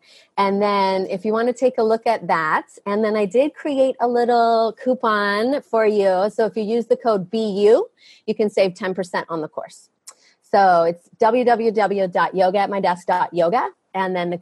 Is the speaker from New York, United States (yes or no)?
no; Maine, United States; now in Maui, United States; I was born in Maine